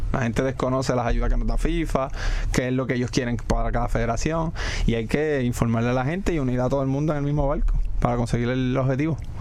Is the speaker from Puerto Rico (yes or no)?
yes; Corozal, Puerto Rico; Sabía la necesidad que había en mi pueblo de hacer de crear fútbol y comienzo a capacitarme como entrenador y fundé un club en Corozal